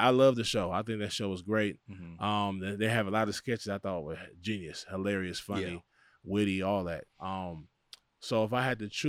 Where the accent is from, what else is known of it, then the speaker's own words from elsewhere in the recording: Los Angeles, California, United States; But we're Craig from Pasadena. I'm from South Central. We from here.